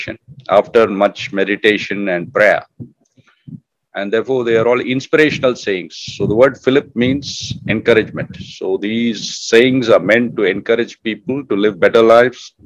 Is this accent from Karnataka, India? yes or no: yes; Bangalore, Karnataka, India; I was growing up in Bangalore